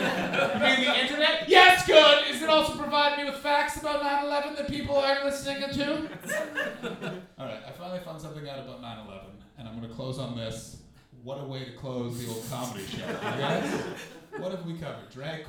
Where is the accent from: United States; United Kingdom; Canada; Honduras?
Canada; Like, as a Canadian, I've been following the Rob Ford story like it's my baby.